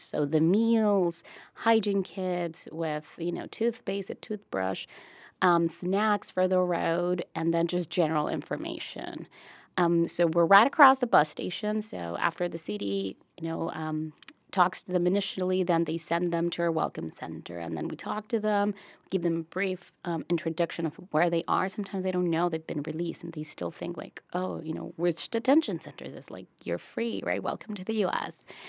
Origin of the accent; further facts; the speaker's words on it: Brownsville, Texas, United States; my hometown